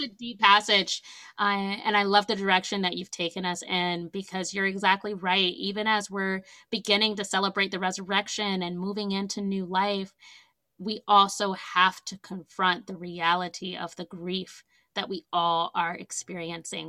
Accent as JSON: {"language": "English", "area": "Virginia and the Carolinas", "region": "Southeast", "country": "United States", "tie": "born or raised there", "moved": "as an adult", "lives_now": "New England, United States", "said": "I grew up mostly in Virginia and the Carolinas."}